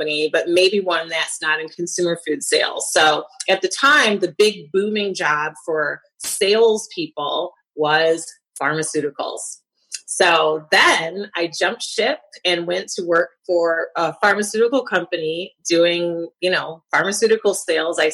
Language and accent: English; Lansing, Michigan, United States; also born or lived in Detroit, Michigan; I was raised in Lansing, and I went to college at Michigan State